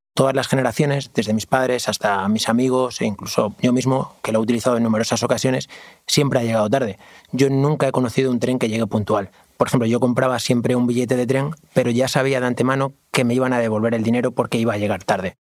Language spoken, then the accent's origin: Spanish; Plasencia, Extremadura, Spain; moved away; yo soy de Plasencia